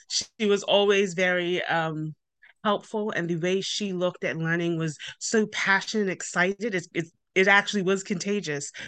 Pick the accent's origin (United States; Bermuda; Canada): Bermuda; moved away; I'm originally from Bermuda, hence the accent.